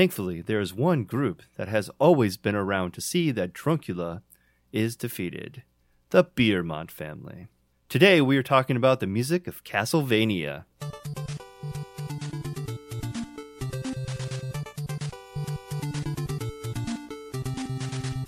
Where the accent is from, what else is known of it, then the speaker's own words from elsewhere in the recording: Indiana, United States; we are four guys from Indiana